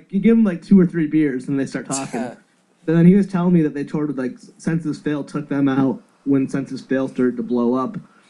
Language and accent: English; Connecticut, United States; born or raised there